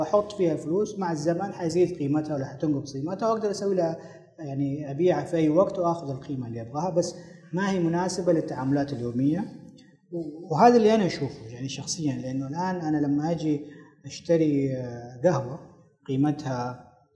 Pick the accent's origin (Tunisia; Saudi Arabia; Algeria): Saudi Arabia; عندنا في السعودية